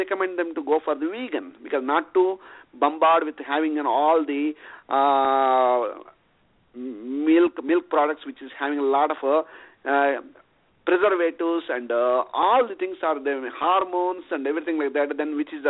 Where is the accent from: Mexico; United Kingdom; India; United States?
India; moved away as an adult; I was born in India and raised in India in a small village